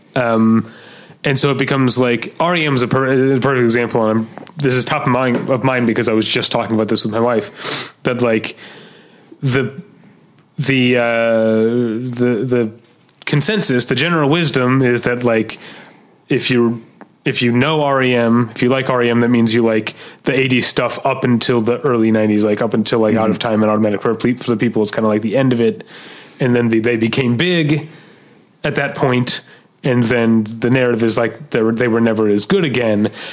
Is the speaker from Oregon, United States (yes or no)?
no; St. Louis, Missouri, United States; I'm from St. Louis.